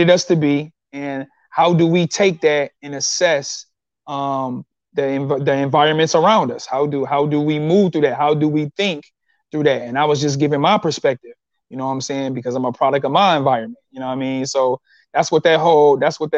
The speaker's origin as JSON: {"language": "English", "town": "Detroit", "region": "Michigan", "country": "United States", "said": "I'm from Detroit"}